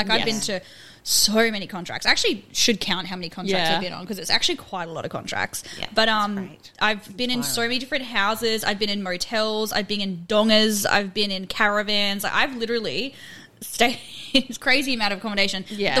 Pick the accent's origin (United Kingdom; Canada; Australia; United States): Australia; Perth, Western Australia; And I came from Perth, and I didn't even know what, like, a regional town was, rural remote.